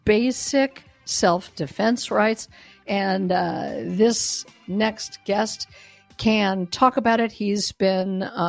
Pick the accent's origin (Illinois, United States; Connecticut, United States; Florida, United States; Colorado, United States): Colorado, United States; Denver; moved away; This is my hometown. I no longer live there